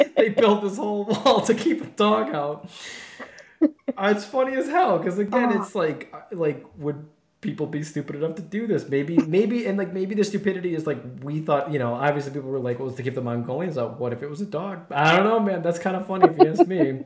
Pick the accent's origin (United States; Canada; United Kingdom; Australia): United States; Wisconsin; being born and raised in Wisconsin